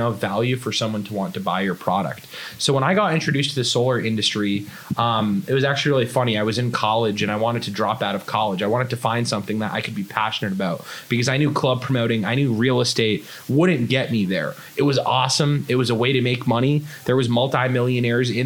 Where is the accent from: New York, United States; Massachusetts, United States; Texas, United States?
Massachusetts, United States; a small town outside of Boston; now in Los Angeles, United States; So I grew up in Boston, Massachusetts, a small town outside of Boston